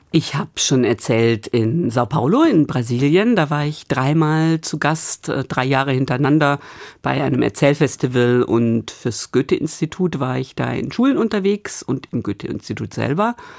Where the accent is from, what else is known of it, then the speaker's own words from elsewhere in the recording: Stuttgart, Baden-Württemberg, Germany; now in Bremen, Germany; in meiner Heimat, in Stuttgart und zwar tatsächlich lustigerweise, ich komme aus Stuttgart-Obertürkheim